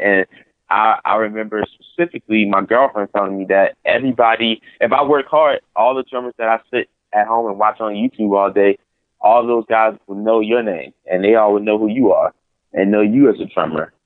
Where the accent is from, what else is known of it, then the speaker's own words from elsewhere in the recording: New Orleans, Louisiana, United States; I grew up in church in New Orleans